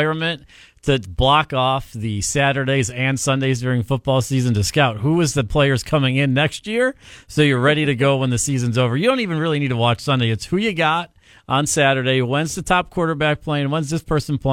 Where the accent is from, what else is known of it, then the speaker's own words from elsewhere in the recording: Cleveland, Ohio, United States; I'm from Cleveland